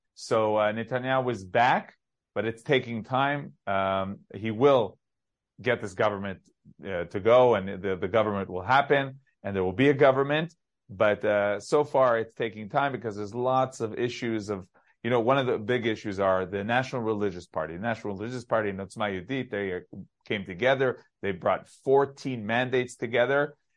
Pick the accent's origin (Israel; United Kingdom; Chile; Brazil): Israel; We, of course, as Israeli